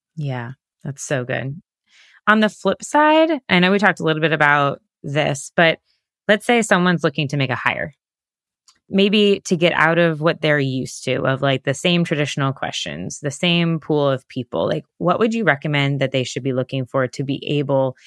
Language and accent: English; Sarasota, Florida, United States; I'm from Sarasota, Florida